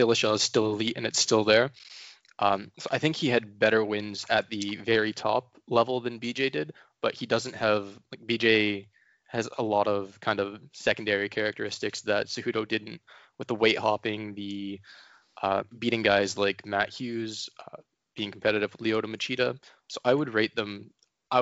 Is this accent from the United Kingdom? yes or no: no; Ontario, Canada; now in Vancouver, Canada; I'm from Ontario